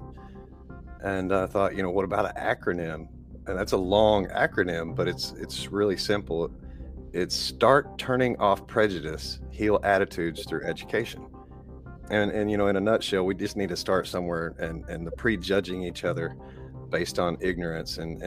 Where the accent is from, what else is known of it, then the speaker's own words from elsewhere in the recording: East Texas, United States; I'm a carpenter from East Texas